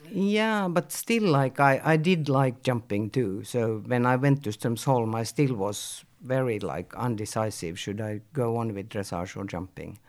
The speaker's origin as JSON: {"language": "English", "town": "Helsinki", "region": "Uusimaa", "country": "Finland", "tie": "born or raised there", "said": "I'm born in Helsinki and I grew up in Helsinki and I was in Helsinki for most of my youth years"}